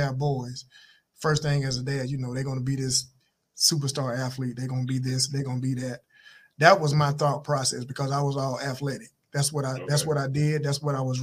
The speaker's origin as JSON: {"language": "English", "town": "Appling", "region": "Georgia", "country": "United States", "tie": "born or raised there", "said": "growing up in Applin, Georgia"}